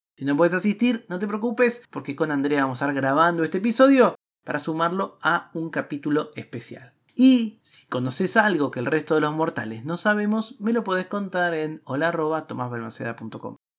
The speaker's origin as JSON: {"language": "Spanish", "country": "Argentina", "said": "En mi país, en la Argentina"}